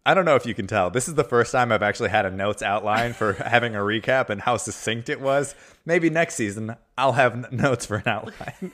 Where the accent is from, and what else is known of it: United States